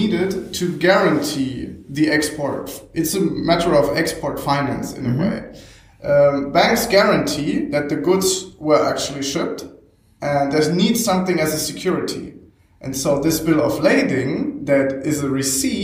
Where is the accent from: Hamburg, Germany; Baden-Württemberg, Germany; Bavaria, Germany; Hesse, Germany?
Hamburg, Germany; also born or lived in Bremen / Oldenburg; I am from Hamburg